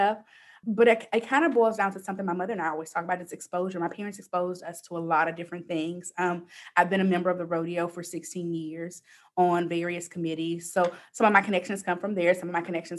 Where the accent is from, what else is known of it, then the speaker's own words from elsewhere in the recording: Houston, Texas, United States; I grew up in Houston in Third Ward, which is predominantly African-American